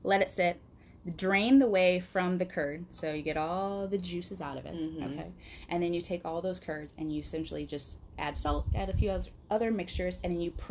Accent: Wisconsin, United States; accent: Wisconsin; now in Quad Cities, United States; I'm from Wisconsin, going up north, as one would say, or as we would say in my family, to go visit other Wisconsin family members

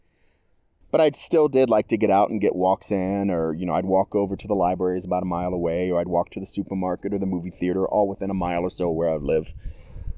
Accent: Florida, United States; moved away; I grew up in Florida. Year-round summer, we were never inside.

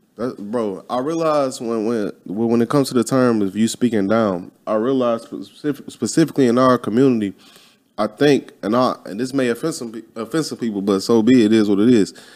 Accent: Midwest, United States; I'm from the Midwest

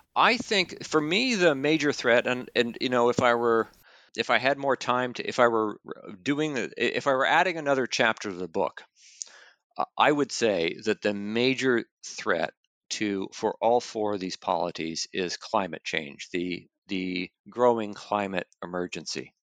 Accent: Canada; moved away; I'm originally from Canada

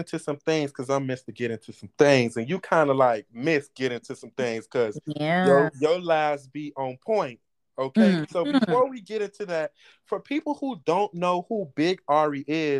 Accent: Opa-locka, Florida, United States; moved away as an adult; now in Duluth, United States; I'm from Opa-locka. I lived in the bricks.

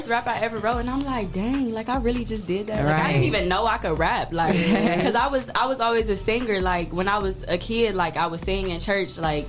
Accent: Toledo, Ohio, United States; I was born and raised in Toledo.

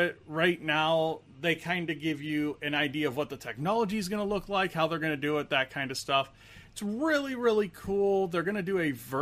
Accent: Indianapolis, Indiana, United States; I'm from the Indianapolis area.

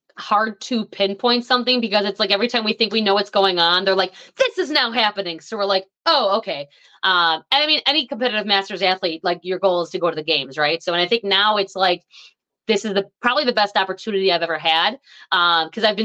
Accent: Buffalo, New York, United States; We're from Buffalo

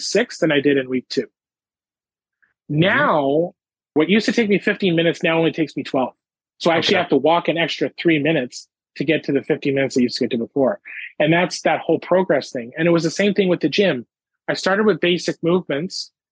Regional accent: Ottawa, Ontario, Canada; now in Nova Scotia, Canada; my hometown, Ottawa, Ontario

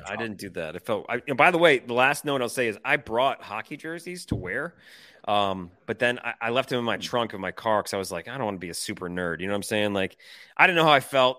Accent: Detroit, Michigan, United States; moved away; I'm from Detroit

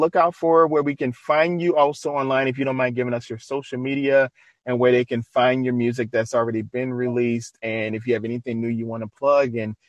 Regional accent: New Orleans, Louisiana, United States; I'm from Louisiana, so you know I know about eating. So, and I'm originally from New Orleans

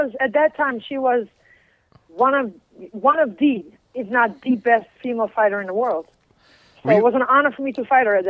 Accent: Utrecht, Netherlands; English is a second language; Utrecht. That's in the center. It's close to Amsterdam. It's about 20 minutes away.

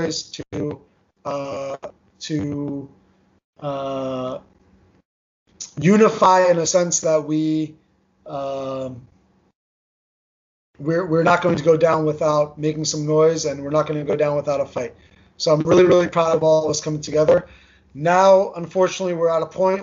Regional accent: New Jersey, United States; first language Armenian; English is a second language; I grew up in New Jersey. Armenian was my first language. I spoke English with an accent

